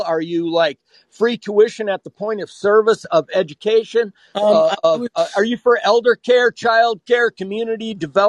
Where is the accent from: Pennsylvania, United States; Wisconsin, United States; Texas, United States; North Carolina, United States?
Wisconsin, United States; I'm from Wisconsin